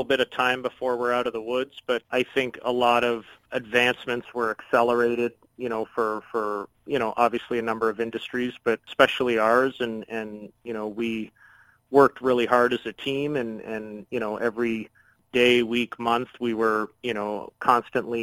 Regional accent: Chatham, Ontario, Canada; I'm born and raised in Chatham, Ontario

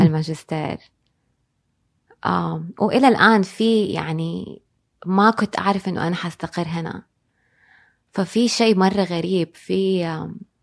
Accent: Jeddah, Makkah Province, Saudi Arabia; also born or lived in Dubai / New York; إحنا في الحجاز أو في جدة بالذات

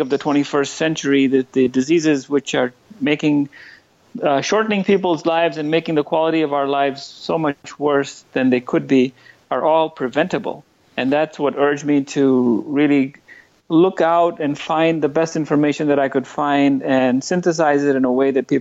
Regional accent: New Delhi, Delhi, India; moved away as an adult; also born or lived in Northern California, United States; now in San Francisco Bay Area, United States; I spent the first 25 years of my life in New Delhi, India. I grew up in India

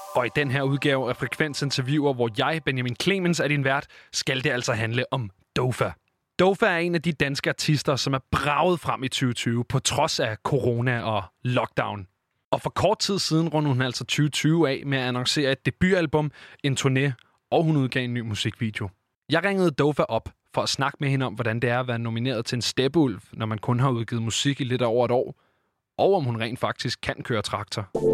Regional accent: Copenhagen, Capital Region of Denmark, Denmark; som københavner

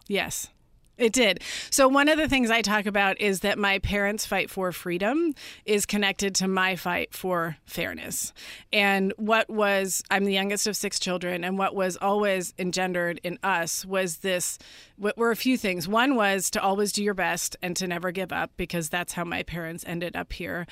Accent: Northern California, United States; I grew up in Northern California.

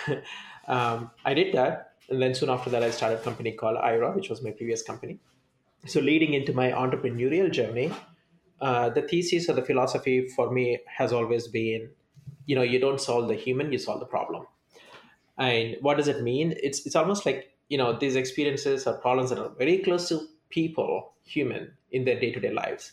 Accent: South India, India; moved away as an adult; now in United States; I was born and brought up in India

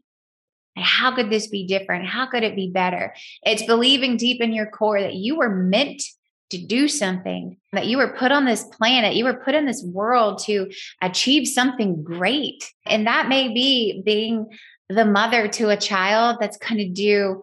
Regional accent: the South, United States; accent: very Southern; I use my very Southern accent

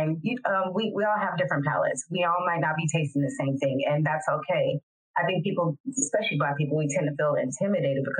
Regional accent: San Francisco, California, United States; now in Modesto, United States; I'm from San Francisco, but I've lived in Modesto, California for over 20 years

